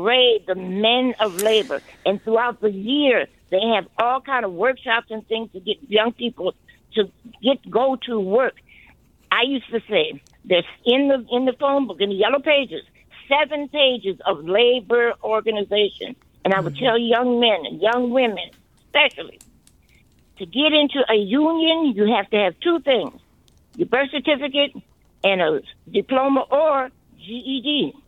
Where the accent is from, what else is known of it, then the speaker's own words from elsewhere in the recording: New Orleans, Louisiana, United States; moved away as an adult; I came from New Orleans. At Katrina, during the Katrina, I came here.